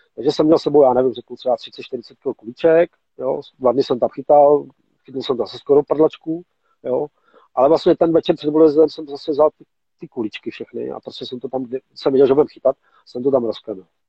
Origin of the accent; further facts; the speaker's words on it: Mladá Boleslav, Central Bohemian Region, Czechia; jsme Boleslaváci, Michali z Boleslavě, jsme prostě kousek od sebe